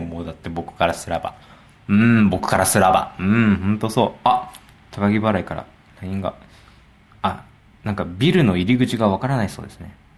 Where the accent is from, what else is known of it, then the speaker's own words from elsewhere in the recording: Yokohama, Kanagawa, Japan; 僕の地元横浜